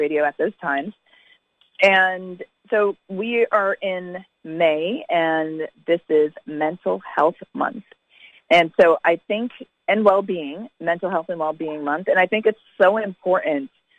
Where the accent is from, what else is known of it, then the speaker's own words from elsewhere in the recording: Connecticut, United States; also born or lived in Jamaica; I grew up in Connecticut